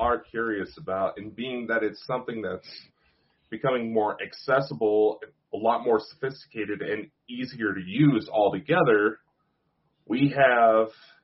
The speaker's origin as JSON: {"language": "English", "country": "United States", "said": "Me being American"}